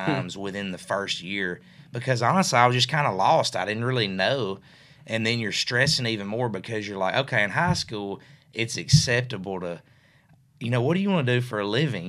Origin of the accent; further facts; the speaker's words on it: Mercer, Tennessee, United States; I grew up in West Tennessee, obviously, over in a small town called Mercer, Tennessee